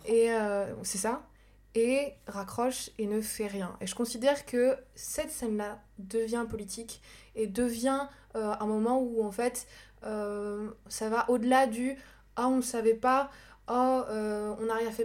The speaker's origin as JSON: {"language": "French", "country": "France", "said": "en tant que française"}